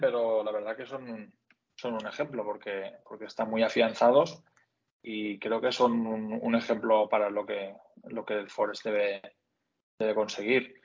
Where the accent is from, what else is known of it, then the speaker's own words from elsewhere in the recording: Onda, Valencian Community, Spain; soy de Castellón, bueno, de Onda, del pueblo de Castellón